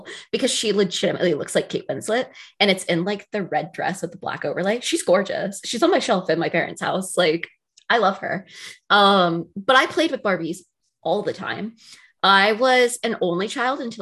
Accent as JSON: {"language": "English", "region": "North Carolina", "country": "United States", "said": "I'm like from North Carolina"}